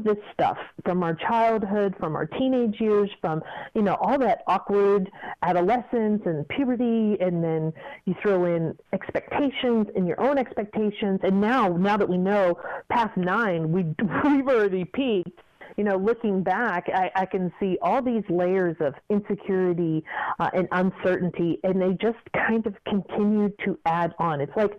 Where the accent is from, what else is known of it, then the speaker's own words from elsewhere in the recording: Kentucky, United States; also born or lived in Fort Lauderdale; I didn't mind being, you know, from Kentucky and all of that, but I just did not want to be, people put things on you without actually knowing you.